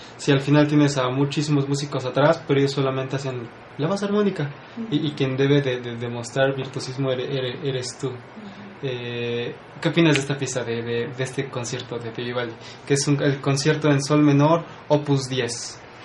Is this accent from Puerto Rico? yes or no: no; Puebla, Mexico; somos pocos los poblanos